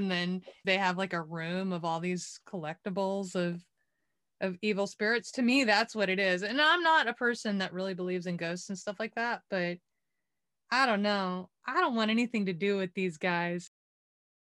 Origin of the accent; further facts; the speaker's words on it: Waco, Texas, United States; I'm from Waco, Texas